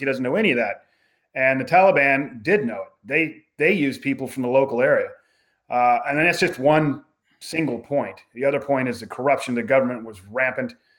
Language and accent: English; United States; I'm writing as an American